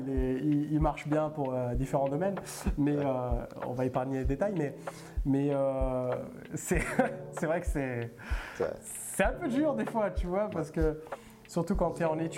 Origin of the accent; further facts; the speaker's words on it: Italy; French is a second language; now in France; je suis né, et j'ai grandi en Italie et j'ai débarqué ici en 2011.